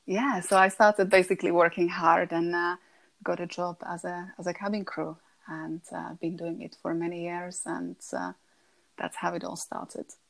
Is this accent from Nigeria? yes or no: no; Slovakia; English is a second language; moved away as an adult; now in Buckinghamshire, United Kingdom; I'm originally from Slovakia